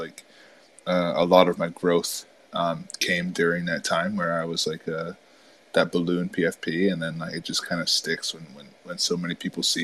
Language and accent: English; upstate New York, United States; I'm from New York. So I'm from like upstate New York